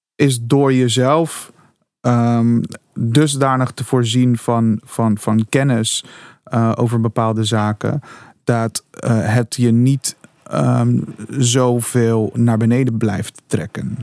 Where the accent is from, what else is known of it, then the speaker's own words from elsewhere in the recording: Suriname; moved away; also born or lived in Curaçao; Ik kom uit Suriname. Ik ben geboren op Curaçao.